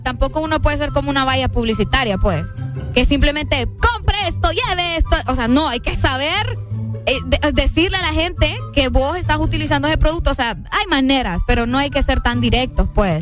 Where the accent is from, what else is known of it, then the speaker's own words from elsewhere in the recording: Honduras; aquí en mi, país, en mi país, en Honduras